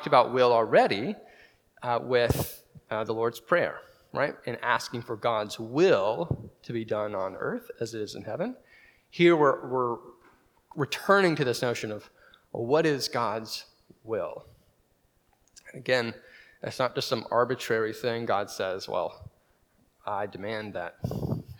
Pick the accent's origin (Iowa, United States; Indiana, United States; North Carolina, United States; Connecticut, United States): North Carolina, United States; now in Waco, United States; I'm from North Carolina